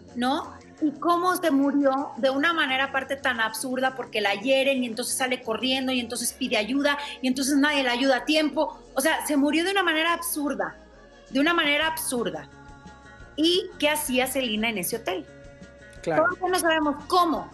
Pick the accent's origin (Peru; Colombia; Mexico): Mexico; Monterrey, Nuevo León; moved away; yo soy de Monterrey